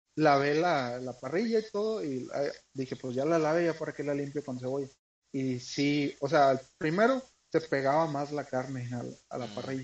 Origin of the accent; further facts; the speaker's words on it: northern Mexico, Mexico; como buenos norteños